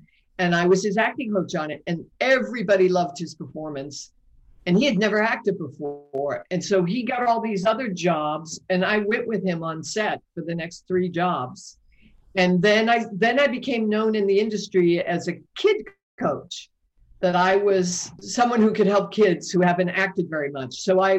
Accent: Boston, Massachusetts, United States; I was raised in Boston. I'm one of seven children.

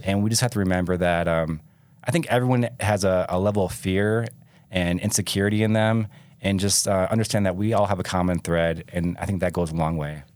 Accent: Michigan, United States; moved away as an adult; also born or lived in California; now in Utah, United States; I grew up in Michigan.

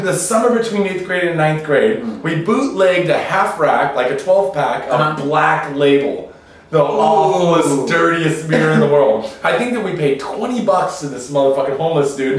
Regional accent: Seattle, Washington, United States; now in Japan; we're from Seattle

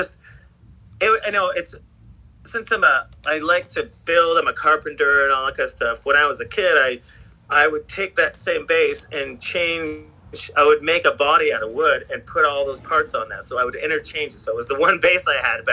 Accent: Sarnia, Ontario, Canada; moved away as an adult; now in California, United States; I grew up in like a small town called Sarnia, Ontario

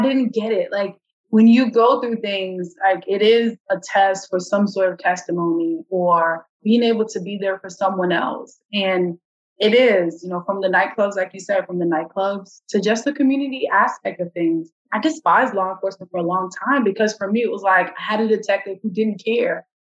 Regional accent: New York, United States; I grew up in New York. Yeah, it's a city, but then I spent a portion of my life in the suburbs.

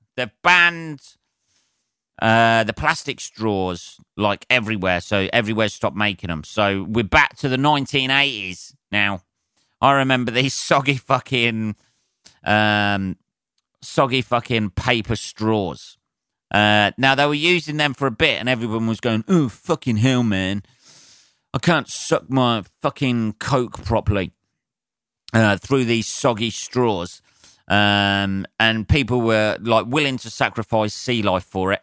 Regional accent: United Kingdom; I'm a Brit

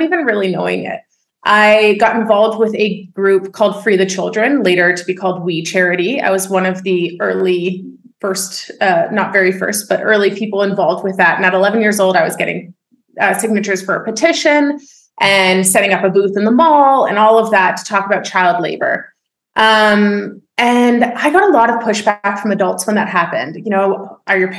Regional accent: Oakville, Ontario, Canada; I was born and raised in Oakville, Ontario

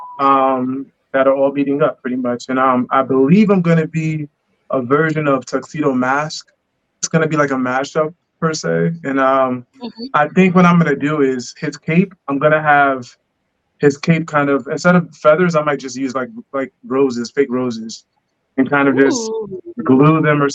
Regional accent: United States; I was born in America.

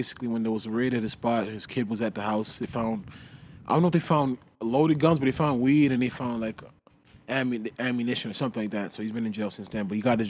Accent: Canada; we're just from Canada.

